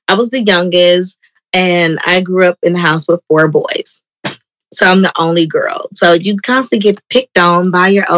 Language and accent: English; Oakland, California, United States; Grew up in Oakland mostly, but in also in other parts of the Bay Area